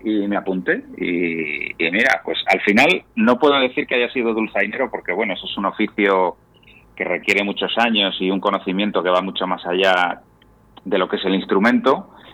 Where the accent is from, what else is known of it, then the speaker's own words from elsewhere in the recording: Valladolid, Castile and León, Spain; moved away as an adult; also born or lived in Palencia; now in Asturias, Spain; soy palentino de eh. nacimiento, pero me crié en Valladolid.